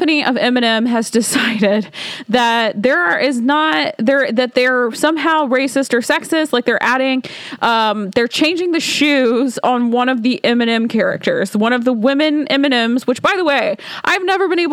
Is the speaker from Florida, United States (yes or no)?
no; Alabama, United States; now in Washington, D.C., United States; my hometown, y'all, is it's a small town in Alabama